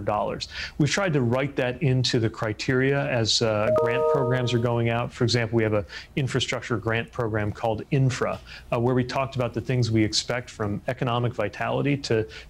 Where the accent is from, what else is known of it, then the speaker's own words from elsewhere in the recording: Indiana, United States; moved away as an adult; now in Washington, United States; the state of Indiana, my home state